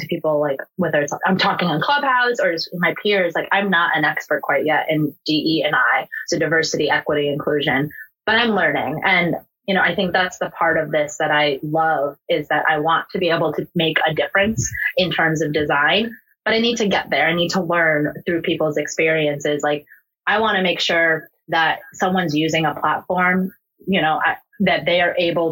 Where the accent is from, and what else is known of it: United States; born or raised there